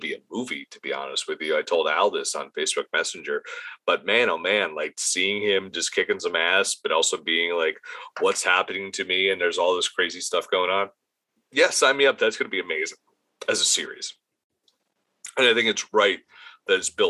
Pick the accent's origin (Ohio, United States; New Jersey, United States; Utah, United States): New Jersey, United States; Edison; my hometown of Edison, New Jersey